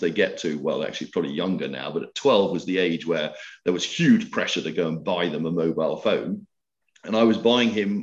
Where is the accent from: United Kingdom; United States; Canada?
United Kingdom; Scotland; moved away as an adult; also born or lived in France; I'm Scottish